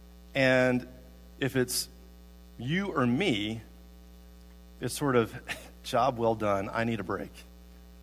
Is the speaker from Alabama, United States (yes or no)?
yes; Tuscaloosa, Alabama, United States; also born or lived in Guadalajara, Mexico; now in Columbia, United States; When I was growing up in Tuscaloosa, Alabama